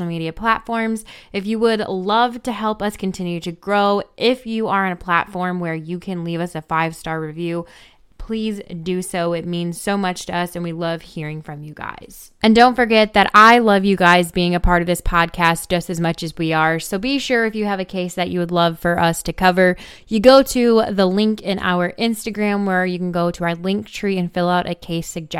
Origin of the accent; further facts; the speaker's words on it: Gatlinburg, Tennessee, United States; just about an hour from my hometown in Gatlinburg